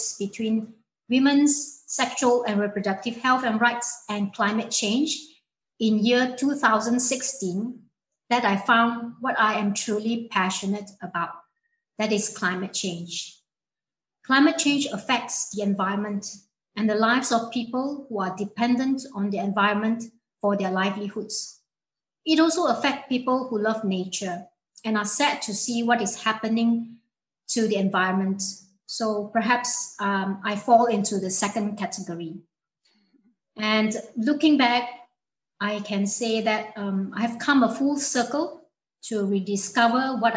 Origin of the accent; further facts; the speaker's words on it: Malaysia; I come from a small coastal town in Malaysia, facing the South China Sea